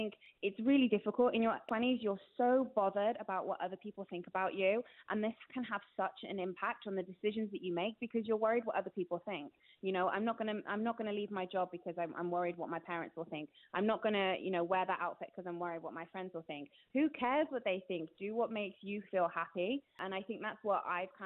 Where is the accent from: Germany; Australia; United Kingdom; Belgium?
United Kingdom; Gloucestershire, South West England; moved away as an adult; now in North West England, United Kingdom; I've moved to the Northwest. I'm originally from Gloucestershire.